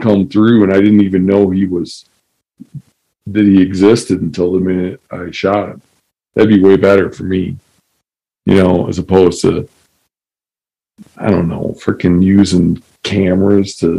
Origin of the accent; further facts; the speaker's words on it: Michigan, United States; also born or lived in Seattle; where I grew up in Michigan